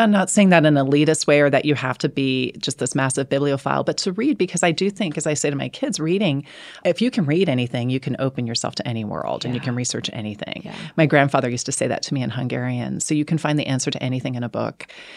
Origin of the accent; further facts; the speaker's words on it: Canada; I'm speaking as a Canadian here